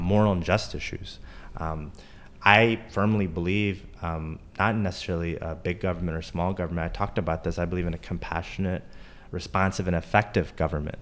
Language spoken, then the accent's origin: English; Charlotte, North Carolina, United States; also born or lived in Durham, North Carolina; Growing up in Charlotte, came back to Charlotte after law school